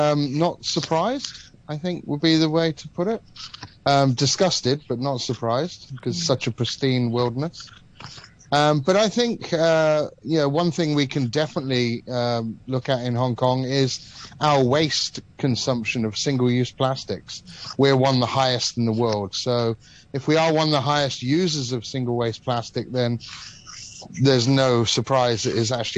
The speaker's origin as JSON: {"language": "English", "country": "Malta", "tie": "born or raised there", "also_born_or_lived": "Cyprus", "said": "Well, I guess I was privileged enough to grow up in the Mediterranean. So I grew up in Malta and Cyprus, so two islands surrounded by the ocean."}